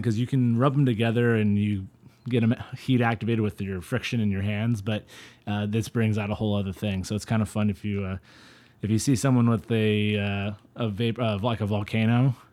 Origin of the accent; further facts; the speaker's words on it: Central Valley, California, United States; I'm from the Central Valley